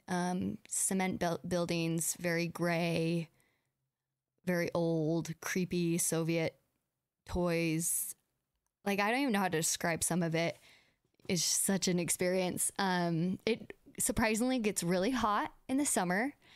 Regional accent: United States; accent: American; also born or lived in Russia

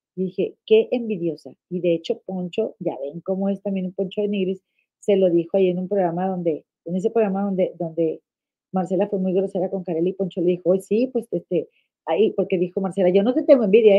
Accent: Monterrey, Nuevo León, Mexico; now in United States; en Nuevo León, en mi estado donde yo nací

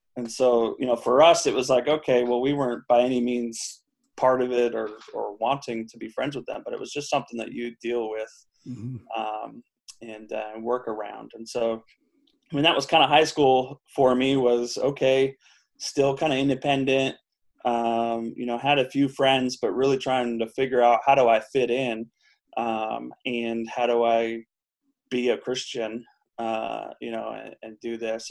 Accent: Huntington Beach, California, United States; moved away; also born or lived in Anchorage, Alaska; I was born in Anchorage, Alaska lived there till I was about six. Uh, I think right before my sixth birthday, we moved to Southern California. And so that's really where I grew up was Southern California. We, we lived in Huntington Beach

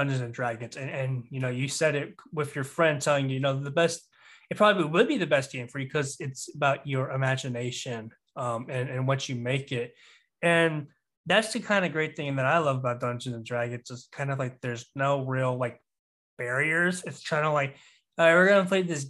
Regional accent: the South, United States; growing up in the South

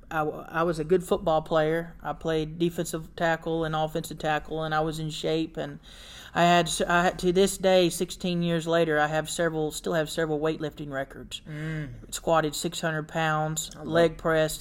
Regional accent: Warner Robins, Georgia, United States; I'm from Warner Robins, Georgia, and born and raised there.

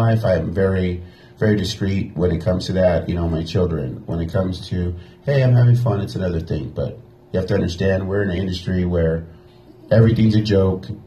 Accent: Los Angeles, California, United States; Originally, I'm from East Los Angeles.

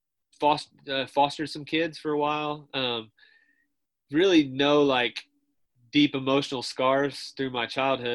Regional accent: Martinsville, Indiana, United States; I was from a town called Martinsville

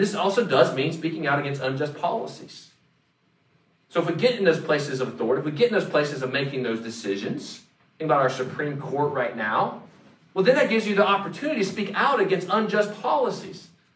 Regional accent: Mooresville, North Carolina, United States; moved away; I grew up in Race City, USA

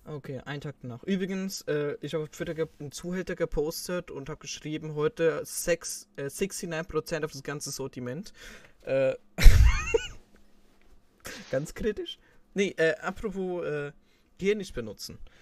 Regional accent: Switzerland; bei uns in der Schweiz

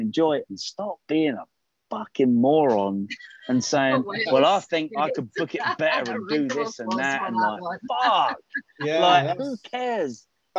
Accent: United Kingdom; I'm a Brit

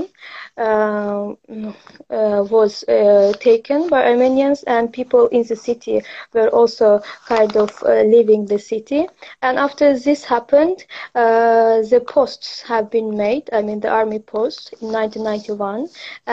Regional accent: Azerbaijan; moved away as an adult; also born or lived in Russia; now in Poland; from Azerbaijan. I was born in Russia, but my family is from Kösalar, Kocaeli.

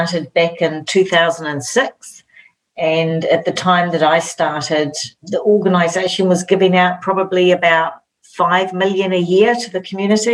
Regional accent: Waitara, Taranaki, New Zealand; also born or lived in Wainuiomata, Wellington; when I was around 8, we moved up to Taranaki, and I grew up in Waitara.

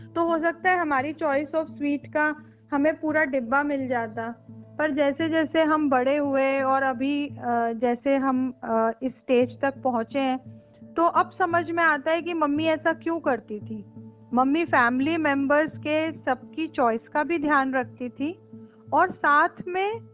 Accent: Meerut, Uttar Pradesh, India; मैं मेरठ से हूँ मेरी मदर मेरठ में रहती हैं

